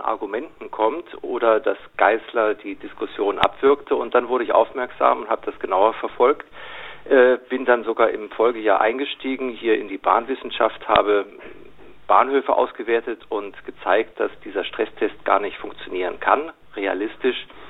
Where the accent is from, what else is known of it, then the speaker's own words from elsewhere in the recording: Munich, Bavaria, Germany; als Münchner